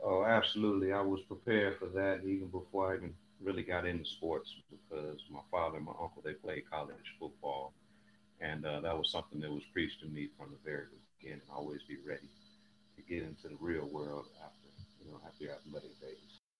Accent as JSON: {"language": "English", "town": "Chicago", "region": "Illinois", "country": "United States", "also_born_or_lived": "Wyoming", "moved": "yes", "lives_now": "Houston, United States", "said": "I'm originally from Chicago, but I've been in Houston the last few years"}